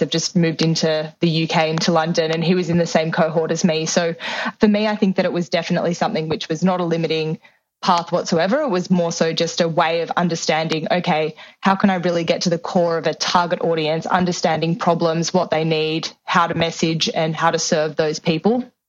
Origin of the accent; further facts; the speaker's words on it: Sydney, New South Wales, Australia; moved away; I grew up in Sydney, Australia. I grew up in the inner west.